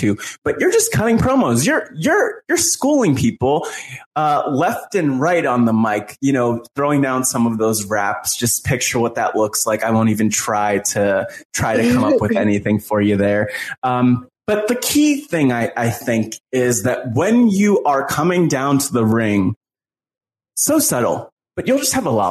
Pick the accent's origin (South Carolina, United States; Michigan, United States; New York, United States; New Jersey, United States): New Jersey, United States; I'm from Jersey.